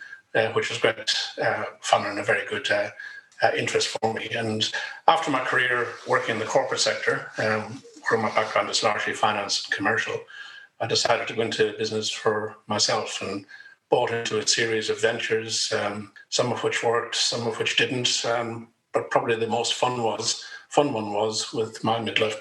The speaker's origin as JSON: {"language": "English", "country": "Ireland", "moved": "as an adult", "lives_now": "Australia", "said": "As you can probably tell from the accent, I'm originally from Ireland. Came here in 91"}